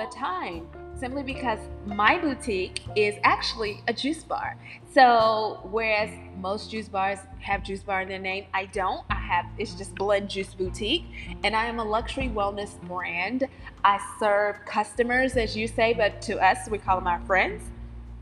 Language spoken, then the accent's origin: English; North Carolina, United States; accent: Southern; I'm from North Carolina, if you can't already tell with the Southern vernacular and accent